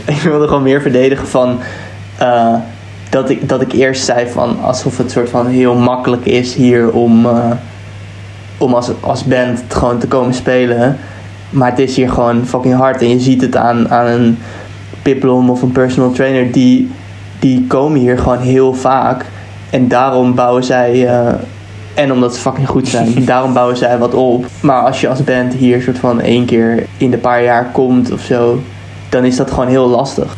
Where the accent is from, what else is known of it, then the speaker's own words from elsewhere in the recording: Netherlands; now in England; wij als Nederlanders